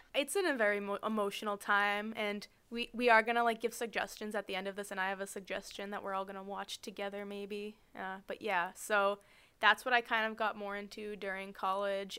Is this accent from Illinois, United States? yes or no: no; Boston, Massachusetts, United States; we're both from the Boston area